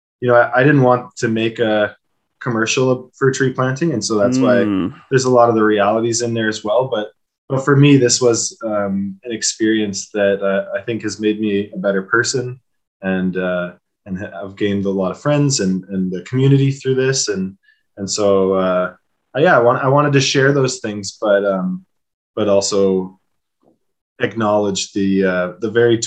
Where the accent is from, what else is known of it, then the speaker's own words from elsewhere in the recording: Ontario, Canada; moved away; I grew up in Ontario as well, and my mom lives in Cambridge.